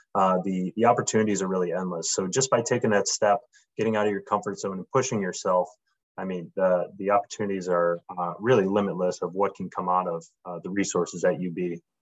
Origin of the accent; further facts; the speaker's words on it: Buffalo, New York, United States; I'm born and raised in Buffalo, New York.